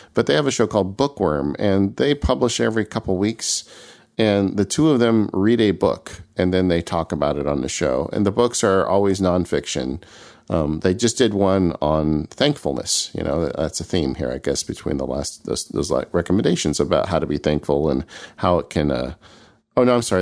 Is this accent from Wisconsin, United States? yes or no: no; California, United States; as a Californian